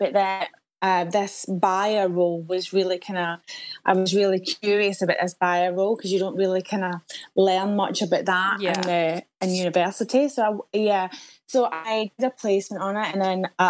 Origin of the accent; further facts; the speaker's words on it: Scotland, United Kingdom; moved away as an adult; also born or lived in London; now in Cheltenham, United Kingdom; I'm Scottish.